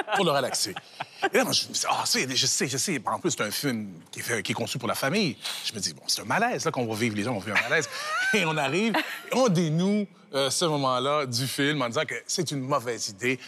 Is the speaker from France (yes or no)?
no; Canada; chez nous, dans le Canada francophone